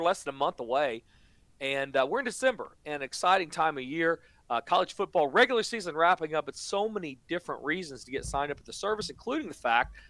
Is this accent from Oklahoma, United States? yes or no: yes; Oklahoma, United States; I'm from Oklahoma